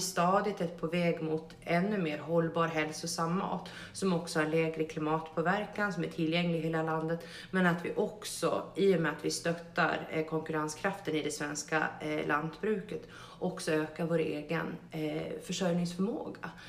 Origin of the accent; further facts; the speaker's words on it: Gotland, Sweden; mig som gotlänning